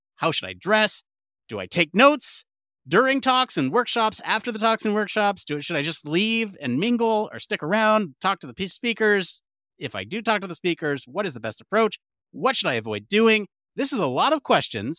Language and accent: English; United States; the American in the room